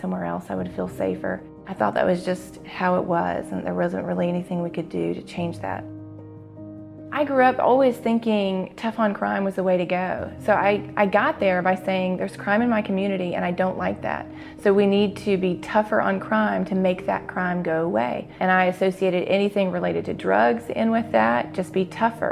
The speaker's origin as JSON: {"language": "English", "town": "Jackson", "region": "Mississippi", "country": "United States", "tie": "born or raised there"}